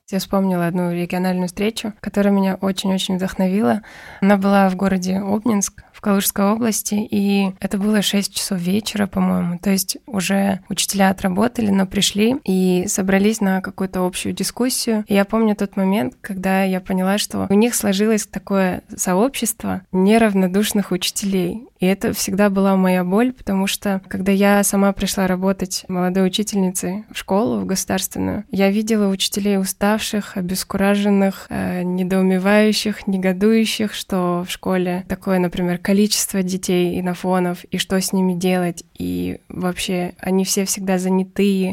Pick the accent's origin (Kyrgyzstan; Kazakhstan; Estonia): Kyrgyzstan; moved away; also born or lived in Belousovo; я родом из Кыргызстана